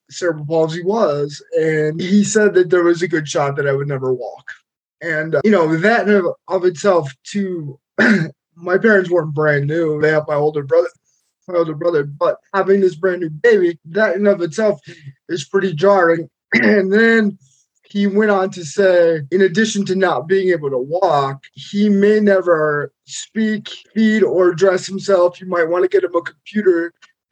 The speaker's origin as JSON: {"language": "English", "town": "Peckville", "region": "Pennsylvania", "country": "United States", "tie": "born or raised there", "said": "I grew up in Peckville, Pennsylvania. It's about 15 minutes outside of Scranton"}